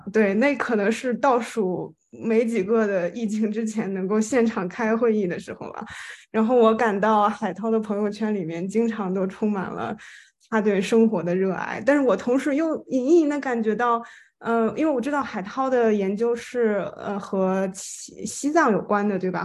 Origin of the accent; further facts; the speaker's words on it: Shandong, China; moved away as an adult; also born or lived in Beijing; now in Madrid, Spain; 我呢其实是前二十六年的时间吧，就是在，呃，中国，然后我在山东长大，在北京读的本科和硕士